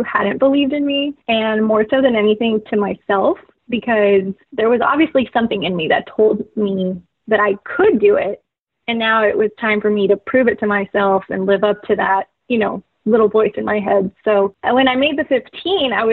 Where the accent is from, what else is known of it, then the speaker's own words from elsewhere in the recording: McAllen, Texas, United States; moved away as an adult; also born or lived in New Mexico; my hometown of McAllen